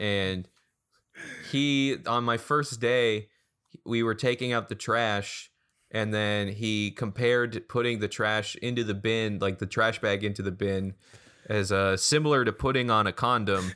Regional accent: Derry, New Hampshire, United States; born or raised there

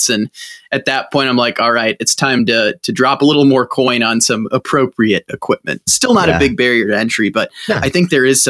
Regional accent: St. Louis, Missouri, United States; moved away as an adult; also born or lived in Milwaukee; my hometown of St. Louis

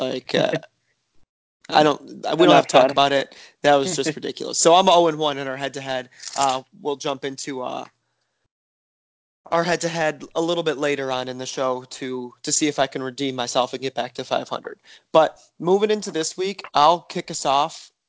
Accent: Detroit, Michigan, United States; We're from Detroit

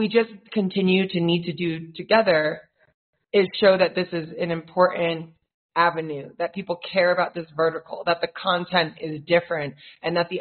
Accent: New York, United States; moved away as an adult; now in Nairobi, Kenya; I was raised in New York

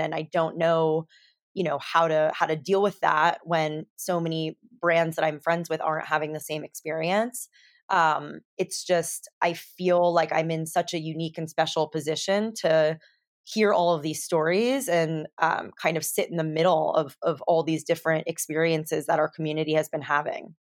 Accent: California, United States; I grew up in California

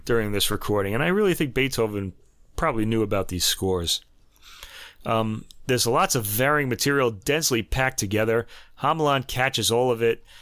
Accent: United States; And now I'm American

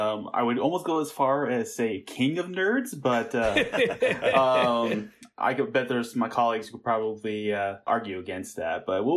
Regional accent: Tucson, Arizona, United States; also born or lived in Germany / Maryland; stint in Germany, we moved back to Maryland. And then, unfortunately, my parents got divorced when I was really young. So my mother and I moved to Tucson, Arizona. Oh, okay. And that's where I grew up.

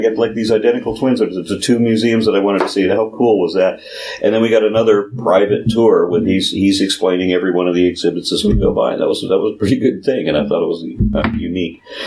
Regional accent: Texas, United States; being Texan, I can't pronounce anything correctly

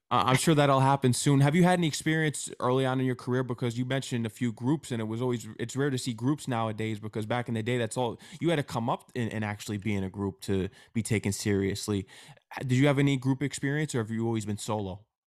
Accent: Connecticut, United States; moved away; also born or lived in New York; I'm from Connecticut

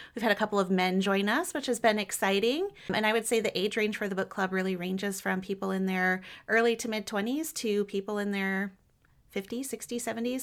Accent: Michigan, United States; moved away as an adult; also born or lived in Dallas / Cincinnati; now in Louisville, United States; I grew up in Michigan

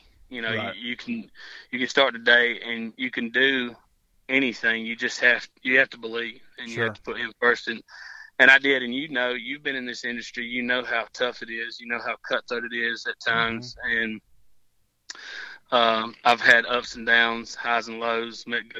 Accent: Georgia, United States; I came from Georgia, and I had heard many tales on high fence hunting.

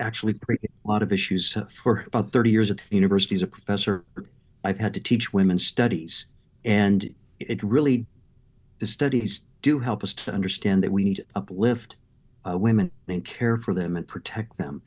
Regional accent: Southern California, United States; also born or lived in Midwest; I grew up in Southern California

